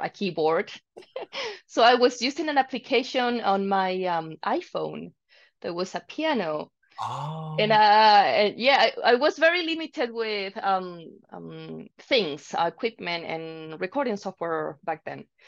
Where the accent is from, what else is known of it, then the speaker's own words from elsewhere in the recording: Santiago, Santiago Metropolitan Region, Chile; moved away as an adult; now in Calgary, Canada; I'm from Chile actually